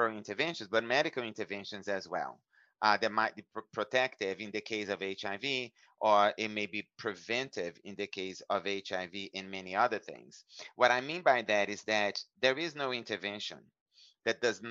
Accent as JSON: {"language": "English", "country": "Brazil", "tie": "born or raised there", "moved": "as an adult", "lives_now": "United States", "said": "growing up in Brazil"}